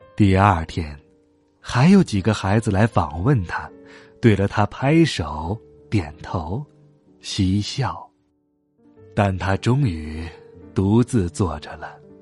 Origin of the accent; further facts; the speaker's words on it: Hohhot, Inner Mongolia, China; 在呼和浩特，我的家乡